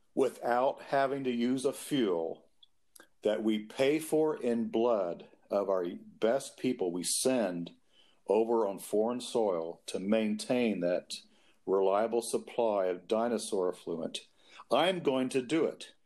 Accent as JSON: {"language": "English", "region": "Kentucky", "country": "United States", "tie": "born or raised there"}